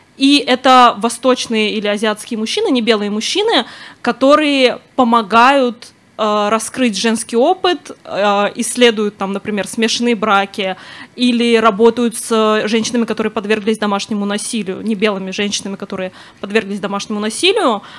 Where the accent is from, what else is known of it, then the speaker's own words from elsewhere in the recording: Moscow, Russia; я выросла в Москве